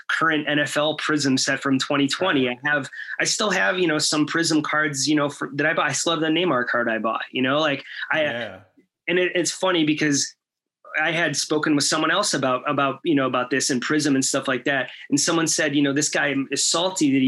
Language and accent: English; Chicago, Illinois, United States; I'm from Chicago